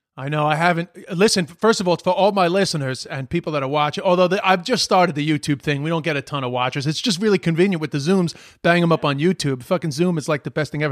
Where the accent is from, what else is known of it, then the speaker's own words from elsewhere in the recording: New York City, New York, United States; also born or lived in London / Ireland; I was born in London. My parents waited for me to be born, and they brought me back to New York. I was born in November nineteen seventy-five. My first Christmas was in Flushing, Queens